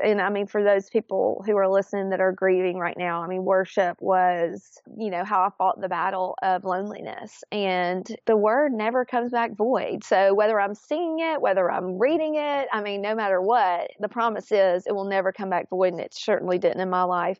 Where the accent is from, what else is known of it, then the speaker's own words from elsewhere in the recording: Florence, Alabama, United States; grew up, born and raised in Florence, Alabama